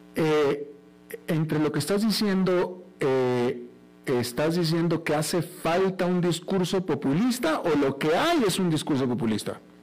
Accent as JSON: {"language": "Spanish", "country": "Mexico", "moved": "yes", "lives_now": "Costa Rica", "said": "yo soy mexicano"}